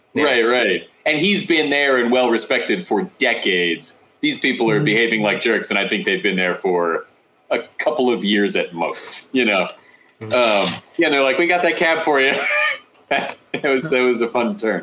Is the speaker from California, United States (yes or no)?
no; Phoenixville, Pennsylvania, United States; I'm from Phoenixville